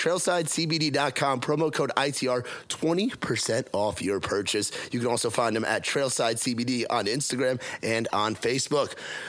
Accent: New York, United States; now in Nashville, United States; I'm from New York, so I'm definitely not Southern

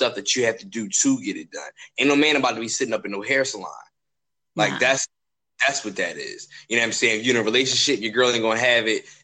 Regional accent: Philadelphia, Pennsylvania, United States; I'm from Philly

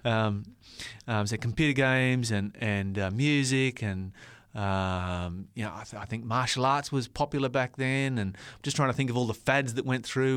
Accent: Tasmania, Australia; now in Maitland, Australia; I grew up in Tasmania

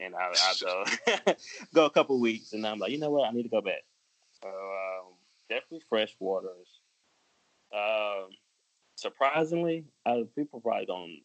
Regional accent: New Jersey, United States; also born or lived in New Orleans, Louisiana; now in Charlotte, United States; I'm from New Jersey, but I was born in, like, New Orleans.

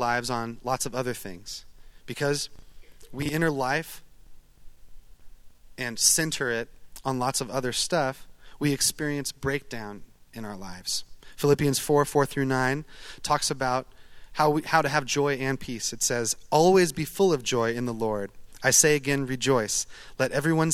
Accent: Eugene, Oregon, United States; I'm from Eugene, Oregon. I'm a duck.

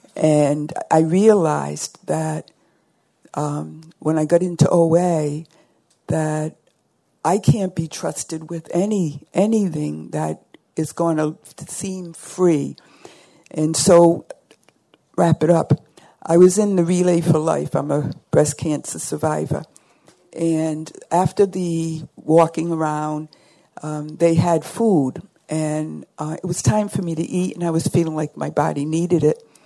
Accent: South Shore of Boston, Massachusetts, United States; I'm from the South Shore of Boston, Boston also known as Red Sox Nation.

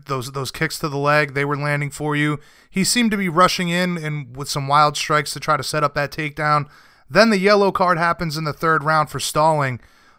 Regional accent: New England, United States; I'm from New England. We get a lot of snow up here

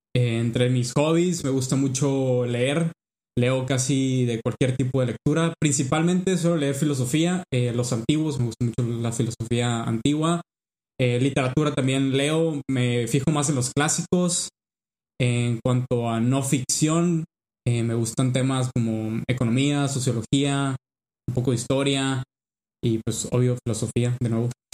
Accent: Culiacán, Sinaloa, Mexico; moved away as an adult; also born or lived in Mexico City; soy de Culiacán, Sinaloa.

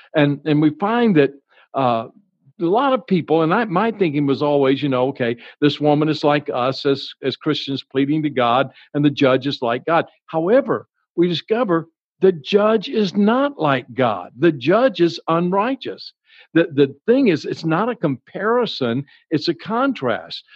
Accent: Baton Rouge, Louisiana, United States; I grew up in Baton Rouge, Louisiana

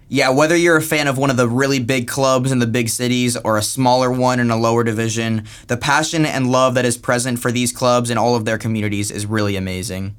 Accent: United States; now in Spain; we're from America

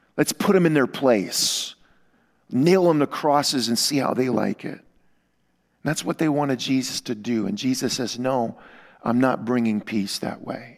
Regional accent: Louisiana, United States; moved away; I come from Louisiana

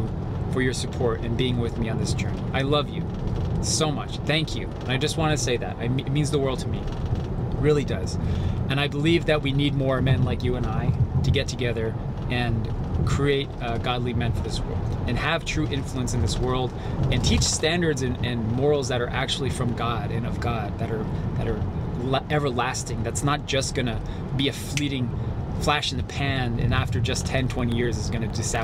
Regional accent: Japan; I am Japanese

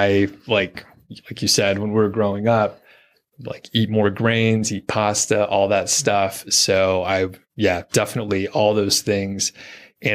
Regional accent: Atlanta, Georgia, United States; I'm from Atlanta

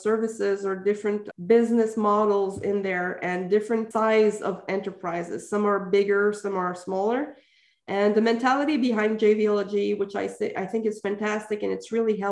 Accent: Quebec, Canada; I'm from Quebec

